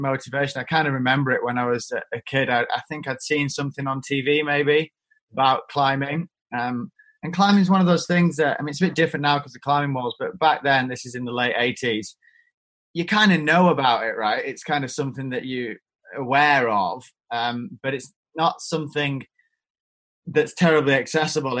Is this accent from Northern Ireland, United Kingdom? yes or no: no; Eden Valley, Cumbria, North West England, United Kingdom; I'm not really from the Lake District. I'm from a place called the Eden Valley, which is just outside the national park